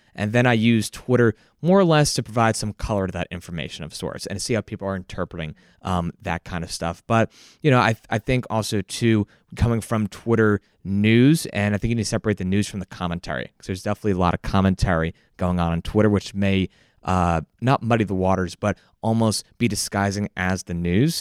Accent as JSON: {"language": "English", "town": "Barnegat Township", "region": "New Jersey", "country": "United States", "tie": "born or raised there", "said": "from Barnegat Township, New Jersey."}